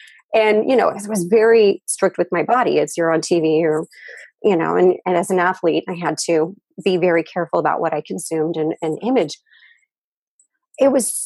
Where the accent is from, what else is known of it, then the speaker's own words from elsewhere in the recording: United States; moved away as an adult; now in Japan; I'm originally American, but I've lived in Japan for half my life.